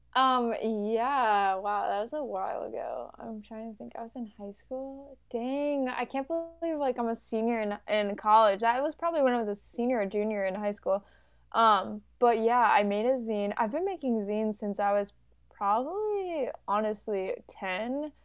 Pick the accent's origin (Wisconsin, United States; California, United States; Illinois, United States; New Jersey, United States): Illinois, United States; Chicago; I'm also from Chicago